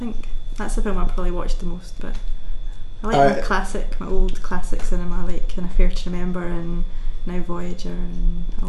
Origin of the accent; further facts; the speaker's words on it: Kinross, Scotland, United Kingdom; I grew up in Kinross.